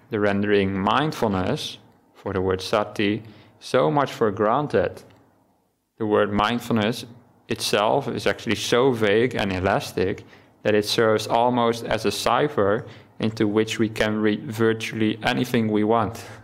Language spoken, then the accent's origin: English; Netherlands; first language Dutch; English is a second language; maybe just me not being native English, but in Dutch, which is my native language, we don't have the word mindfulness.